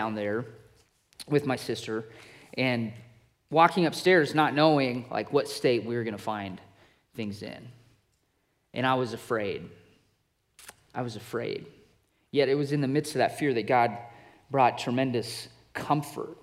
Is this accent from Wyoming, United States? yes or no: yes; Wyoming, United States; moved away; I grew up in Wyoming, and it's literally a place where the buffalo do roam